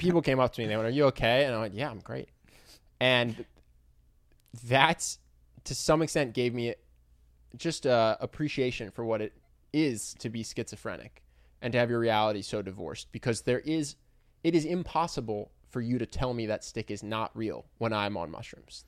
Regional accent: Philadelphia, Pennsylvania, United States; my hometown

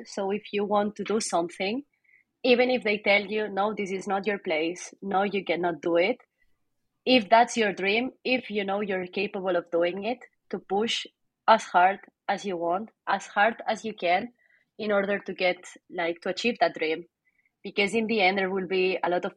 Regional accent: Barcelona, Catalonia, Spain; English is a second language; moved away; also born or lived in Chicago; I'm from Barcelona.

